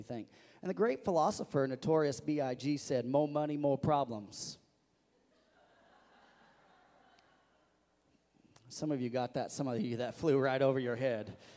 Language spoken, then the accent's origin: English; Missouri, United States; growing up in Missouri